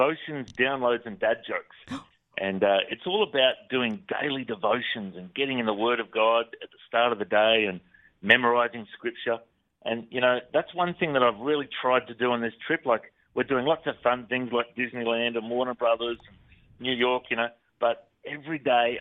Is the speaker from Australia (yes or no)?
yes; Australia; accent: Australian; I'm from Australia